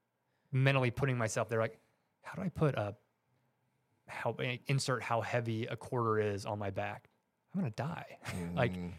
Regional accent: Georgia, United States; Georgia. Yep.

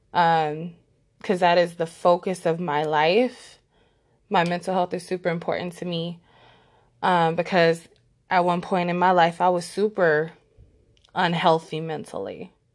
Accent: Los Angeles, California, United States; I was born and raised in Los Angeles, California, and I still reside here

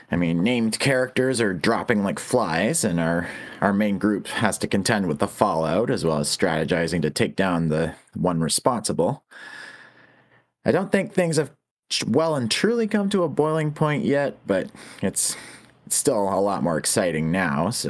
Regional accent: Canada

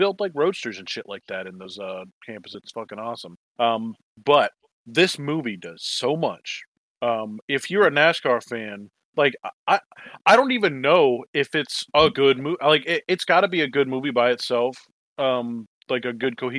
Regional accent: the South, United States; we're all from the South

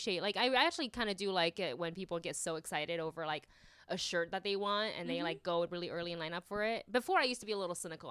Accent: Taiwan; now in United States; I'm Taiwanese and I grew up in Taiwan

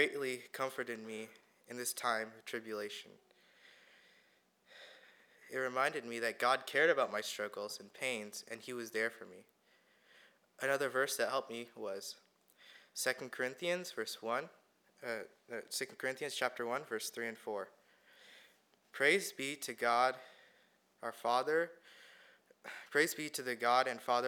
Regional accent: India; now in California, United States; I was born in India and I moved to the United States in 2008.

